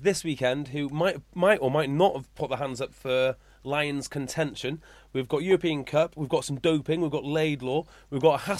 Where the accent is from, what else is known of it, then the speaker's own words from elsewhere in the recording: Welsh, Wales, United Kingdom; Even though I am Welsh